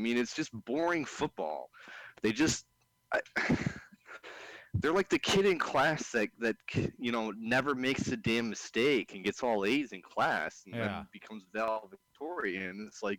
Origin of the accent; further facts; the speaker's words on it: Detroit, Michigan, United States; now in Northern Michigan, United States; I grew up around the Detroit area